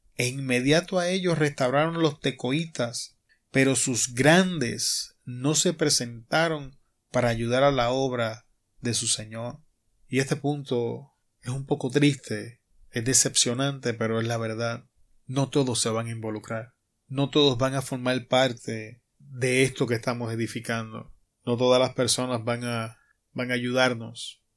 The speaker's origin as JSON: {"language": "Spanish", "country": "Puerto Rico", "tie": "born or raised there", "moved": "as an adult", "lives_now": "Arizona, United States", "said": "mi tierra natal, en Puerto Rico"}